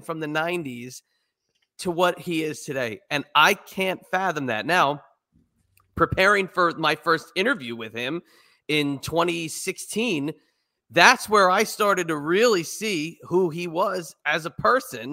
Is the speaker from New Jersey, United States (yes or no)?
yes; New Jersey, United States; now in Virginia, United States; I'm in Virginia. I'm from New Jersey.